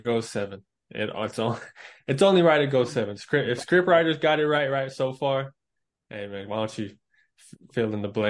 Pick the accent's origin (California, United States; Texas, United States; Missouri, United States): Texas, United States; I'm from Texas.